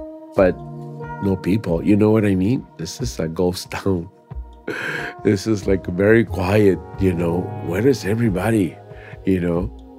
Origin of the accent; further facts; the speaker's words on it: Tampico, Tamaulipas, Mexico; born there; I was born in Tampico, Tamaulipas, Mexico.